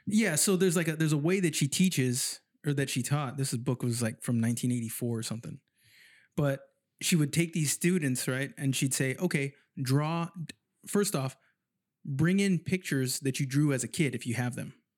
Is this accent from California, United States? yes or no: yes; San Jose, California, United States; moved away as an adult; now in Sacramento, United States; I grew up in San Jose